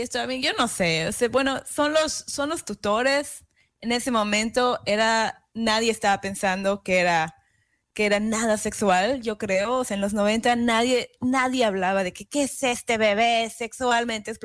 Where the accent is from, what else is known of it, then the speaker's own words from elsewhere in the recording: Yucatán, Mexico; moved away; also born or lived in Kingston, New York; en Yucatán, donde yo soy, mi tierra natal